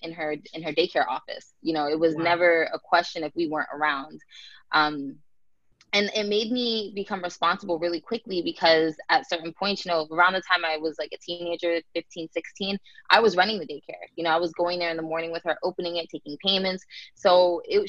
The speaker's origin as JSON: {"language": "English", "town": "Tampa", "region": "Florida", "country": "United States", "tie": "born or raised there", "also_born_or_lived": "New Jersey"}